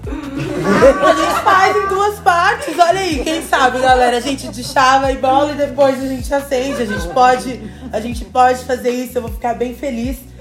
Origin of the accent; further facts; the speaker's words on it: Francisco Morato, São Paulo, Brazil; eu sou lá de Francisco Morato